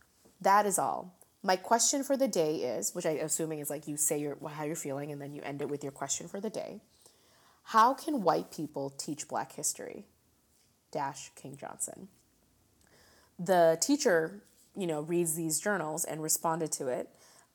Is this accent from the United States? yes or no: no; India; they're not Indians because I'm an Indian. Indians are from India.